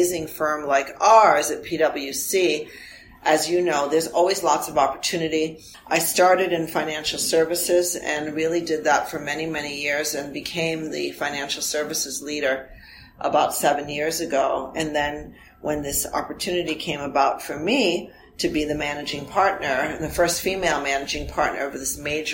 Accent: United States; first language Armenian; English is a second language; moved away as an adult; also born or lived in Providence, Rhode Island; now in Toronto, Canada; I grew up in the U.S., so I'm both an American citizen and a Canadian citizen. I grew up in an Armenian family, and my mom and dad spoke Armenian with me

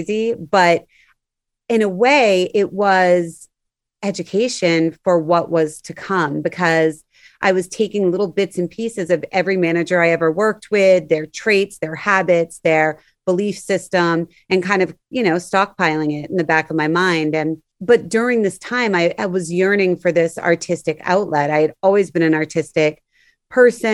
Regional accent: Orleans, Massachusetts, United States; I grew up on Cape Cod

